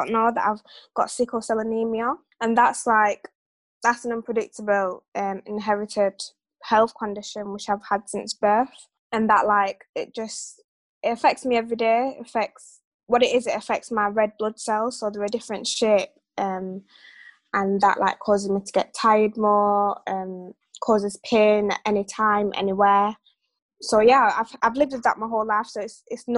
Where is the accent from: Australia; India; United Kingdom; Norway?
United Kingdom; Sheffield, Yorkshire and the Humber; I've grown up in Sheffield my whole life